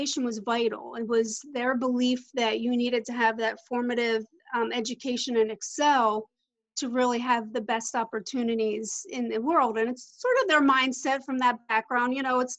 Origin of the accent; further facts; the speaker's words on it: Philadelphia, Pennsylvania, United States; now in Orlando, United States; I'm originally from the Philadelphia area. I live in Orlando, Florida now